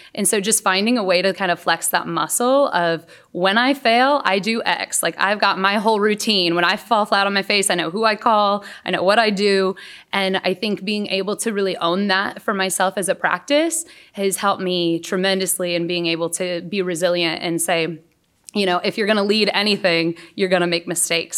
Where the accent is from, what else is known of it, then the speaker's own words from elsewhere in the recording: San Antonio, Texas, United States; moved away as an adult; also born or lived in West Michigan; I grew up in San Antonio, Texas